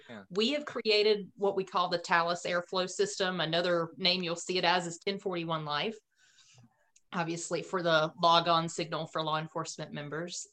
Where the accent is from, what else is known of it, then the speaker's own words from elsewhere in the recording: Autryville, North Carolina, United States; accent: Southern North Carolina drawl; I'm from Autryville, which is in between Clinton and um, Fayetteville